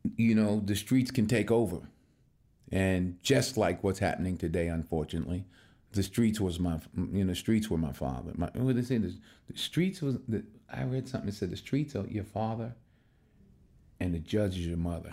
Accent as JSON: {"language": "English", "town": "Mount Vernon", "region": "New York", "country": "United States", "tie": "born or raised there", "moved": "as an adult", "said": "I'm born and raised in Mount Vernon, New York, which is a suburb just outside New York City"}